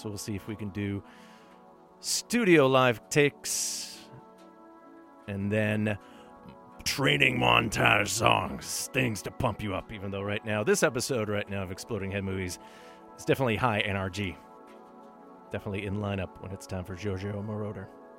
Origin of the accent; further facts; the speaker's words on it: Thunder Bay, Ontario, Canada; From my hometown of Thunder Bay. Thunder Bay, if you're in a hurry. Don't you know? And honestly, I don't sound like anyone there.